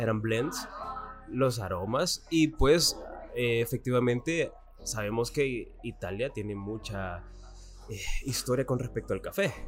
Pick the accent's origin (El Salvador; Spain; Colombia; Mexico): El Salvador; nos caracteriza como, caracteriza como salvadoreños